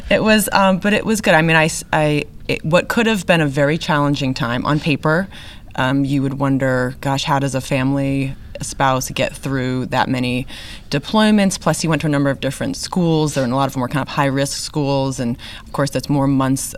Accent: New England, United States; now in Texas, United States; I grew up in New England

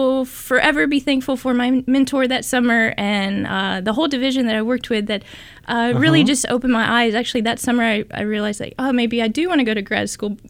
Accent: Tennessee, United States; now in California, United States; But I grew up in Tennessee and spent all my life there. I went to undergrad in Tennessee

